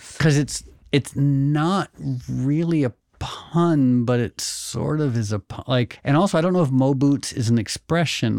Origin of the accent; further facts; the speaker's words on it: Connecticut, United States; also born or lived in New York; born in New York, grew up in Connecticut